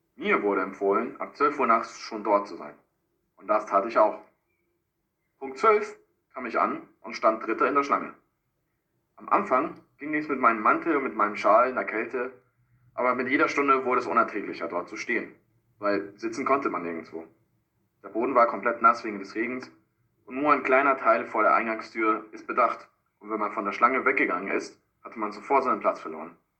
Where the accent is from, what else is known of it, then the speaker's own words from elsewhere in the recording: Peru; German is a second language; now in Frankfurt, Germany; Peru, meine Heimat